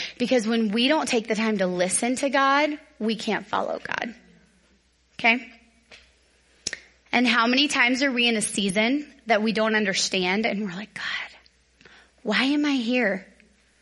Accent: Dallas, Texas, United States; now in Northern Colorado, United States; I grew up in Dallas.

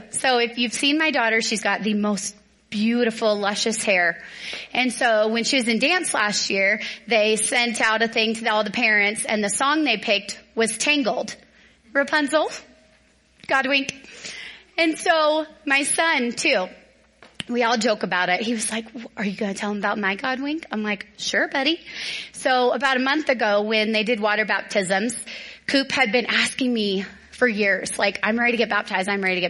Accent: the South, United States; because I'm from the South where there's big, beautiful trees everywhere.

